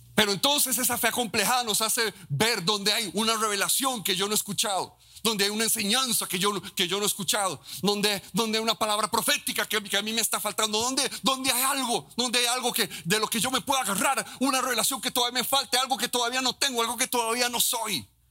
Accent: Costa Rica; Como un tico

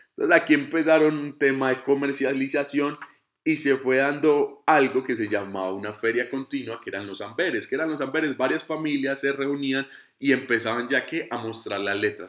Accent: Colombia; soy colombiano

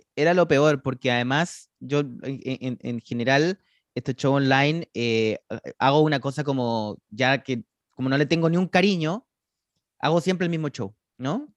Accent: Chile; como chileno que yo sí sabía lo que era la zampoña, y no solo eso, yo he tocado la zampoña. En mi escuela nos obligaban a tocar la zampoña

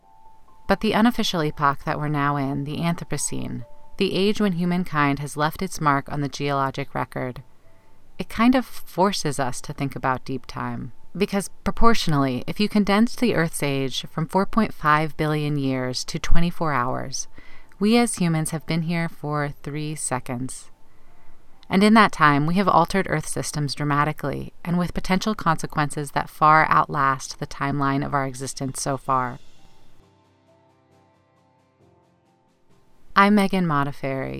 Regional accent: the Bible Belt, United States; Growing up in the Bible Belt

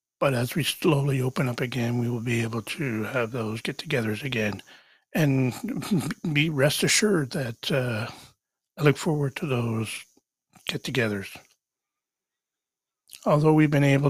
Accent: Canada; I am Canadian

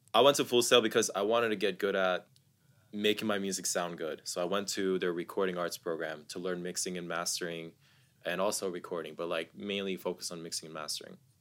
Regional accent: Columbus, Ohio, United States; also born or lived in Dallas, Texas; I'm someone born and raised in the U S. I was born in Dallas, raised in Columbus, Ohio

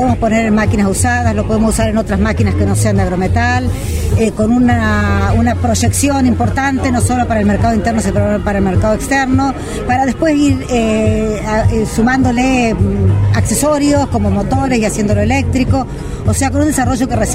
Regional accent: Argentina; Yo soy de yo soy de pueblo, soy de Montemay

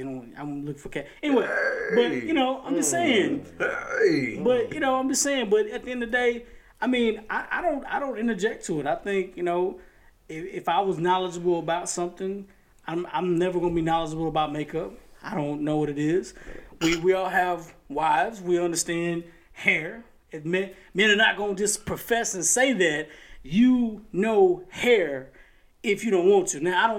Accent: Chapel Hill, North Carolina, United States; I'm just from Chapel Hill. I'm just saying.

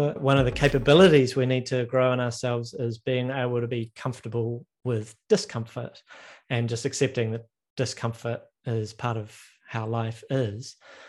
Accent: Christchurch, Canterbury, New Zealand; you're talking to somebody born and raised in Christchurch, New Zealand.

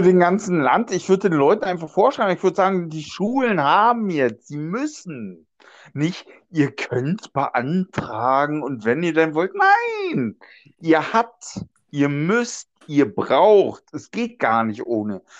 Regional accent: Germany; ich komme ja aus, aus Deutschland, Europa

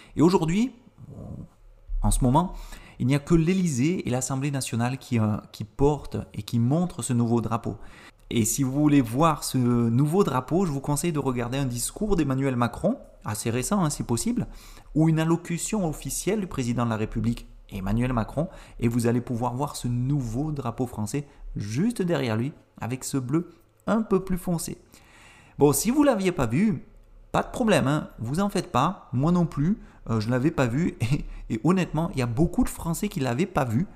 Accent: France; je suis français

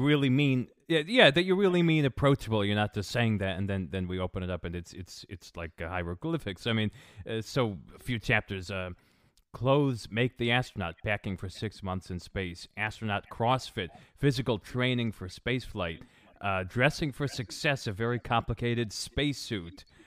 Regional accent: New England, United States; I grew up in New England

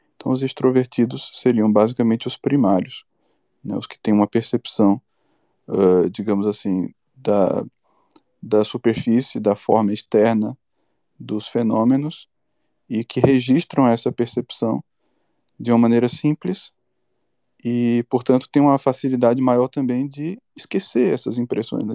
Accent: Bahia, Brazil; Eu sou baiano

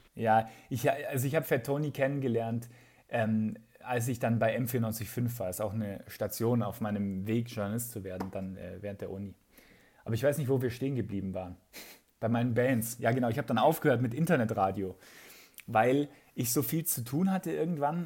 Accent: Aichach, Bavaria, Germany; accent: Bavarian; also born or lived in Munich; in Eichach, äh, wo ich aufgewachsen bin

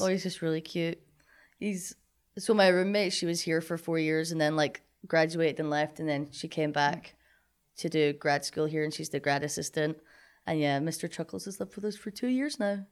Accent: Linlithgow, Scotland, United Kingdom; moved away as an adult; now in Kirksville, United States; I'm from Scotland

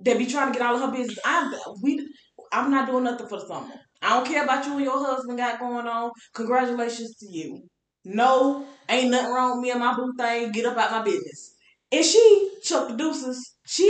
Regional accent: United States; growing up in Georgia, Florida, all of my life

